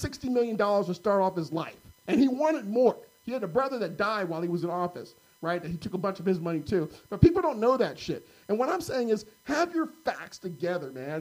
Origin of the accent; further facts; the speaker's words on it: Carmichael, California, United States; grew up in Carmichael, bro. Private Catholic schools